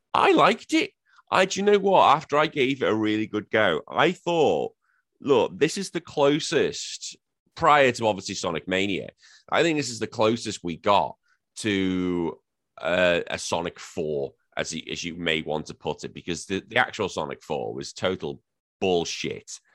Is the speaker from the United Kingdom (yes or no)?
yes; United Kingdom; now in Australia; I am British as well, living here in Aussie